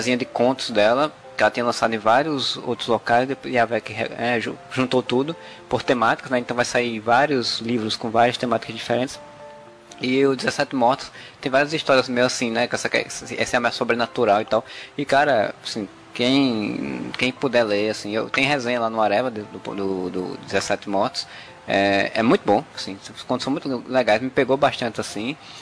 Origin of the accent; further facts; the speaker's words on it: Paraíba, Brazil